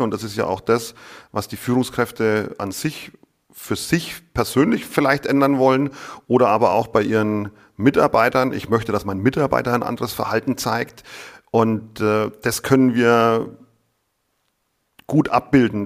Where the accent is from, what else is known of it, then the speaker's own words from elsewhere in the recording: Lower Franconia, Bavaria, Germany; ich bin Unterfranke und für viele ist es einfach Bayern